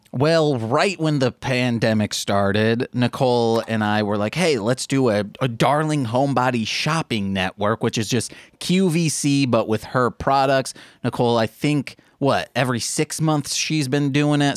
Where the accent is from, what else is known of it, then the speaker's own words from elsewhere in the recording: Brookfield, Illinois, United States; now in Chicago, United States; It's a suburb of Chicago in the southern area.